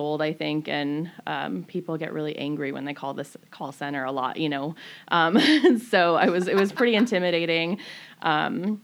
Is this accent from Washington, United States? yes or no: yes; Everett, Washington, United States; born or raised there; also born or lived in Bridgeport, Connecticut / Camano Island, Washington